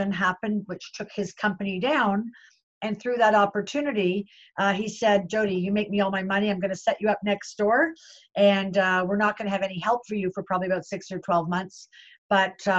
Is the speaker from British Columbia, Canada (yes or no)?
no; Toronto, Ontario, Canada; I was born and bred in Toronto, Canada